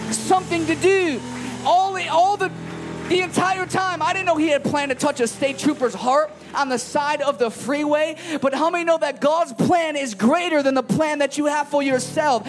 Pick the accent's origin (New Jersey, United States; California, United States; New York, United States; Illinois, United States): Illinois, United States; Chicago; I'm from Chicago